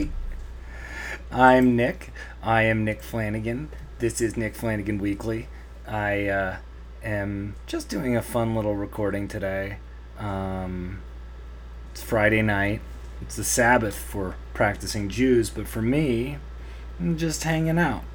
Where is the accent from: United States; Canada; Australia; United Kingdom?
Canada; I'm Canadian